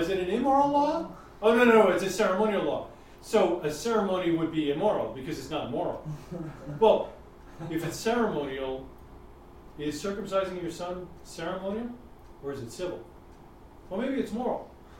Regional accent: New York, United States; he's from Texas, I'm from New York.

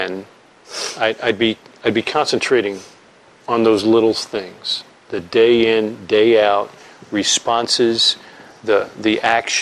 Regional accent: New York, United States; I'm from New York

